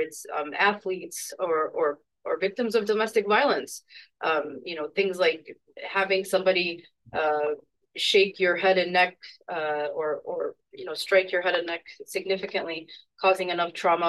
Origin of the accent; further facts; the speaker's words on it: Chicago, Illinois, United States; moved away as an adult; now in Seattle, United States; I'm also a Chicagoan, born and raised, and recently moved to Seattle, Washington.